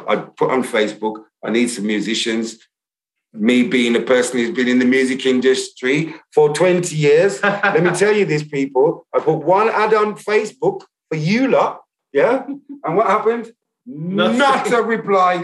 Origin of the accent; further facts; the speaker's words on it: Birmingham, West Midlands, United Kingdom; accent: Brummie; my accent's not really that Brummie